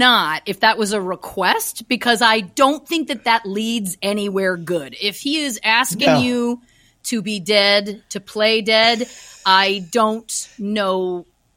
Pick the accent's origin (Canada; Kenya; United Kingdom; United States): Canada; I'm from Canada, so it's cold